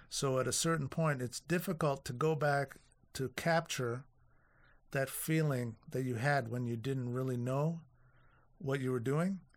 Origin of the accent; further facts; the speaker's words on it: Toronto, Ontario, Canada; also born or lived in Winnipeg; the only time I've ever been out of Toronto